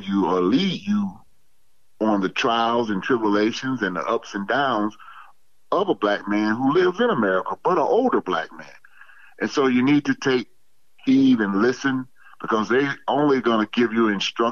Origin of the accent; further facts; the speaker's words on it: Atlanta, Georgia, United States; I was born in Egan Holmes Projects, that was basically now where the Walmart is